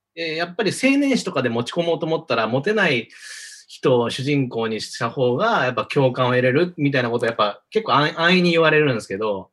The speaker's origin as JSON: {"language": "Japanese", "region": "Osaka", "country": "Japan", "tie": "born or raised there", "said": "大阪出身なんですよ。"}